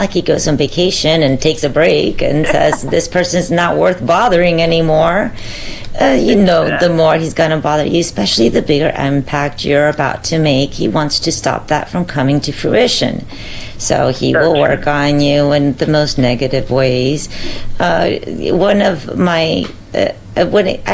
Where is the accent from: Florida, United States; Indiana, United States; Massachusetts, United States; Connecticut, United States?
Florida, United States; Southwest; Southwest Florida, my hometown.